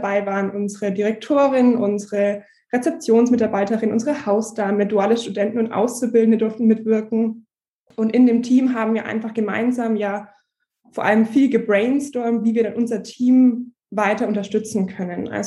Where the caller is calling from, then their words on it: Nuremberg, Bavaria, Germany; ich bin zugeschaltet aus Nürnberg. Bei uns ist auch ganz schön geschneit.